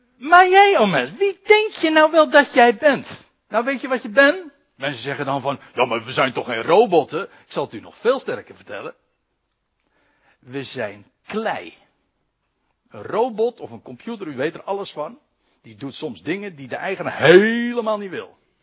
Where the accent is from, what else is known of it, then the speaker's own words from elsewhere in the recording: Netherlands; als Nederlanders